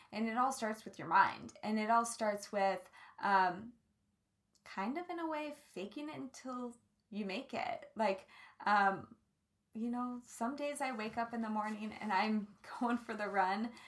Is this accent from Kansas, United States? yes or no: yes; Kansas, United States; I grew up in Kansas